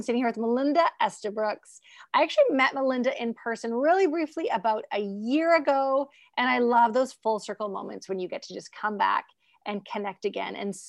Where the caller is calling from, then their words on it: British Columbia, Canada; I'm actually coming from the West Coast. So think like 3 hours north of Seattle.